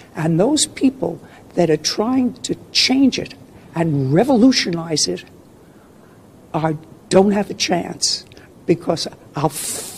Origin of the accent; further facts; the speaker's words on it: New York City, New York, United States; I was born in Brooklyn, so I have Brooklyn street smarts.